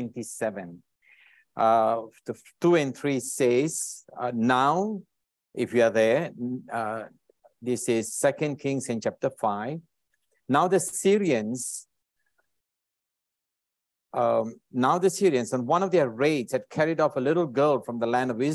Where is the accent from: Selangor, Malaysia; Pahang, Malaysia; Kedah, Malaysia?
Kedah, Malaysia; Alor Setar; now in Singapore; originally from Malaysia. I was born in a small little town up in the north called Alostar. I don't wonder anyone knows Alostar in Kedah. And I moved to Singapore many, many years ago